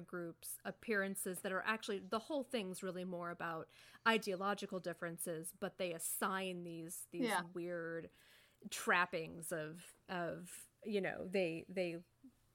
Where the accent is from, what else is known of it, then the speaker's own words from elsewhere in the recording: Indiana, United States; I grew up in Indiana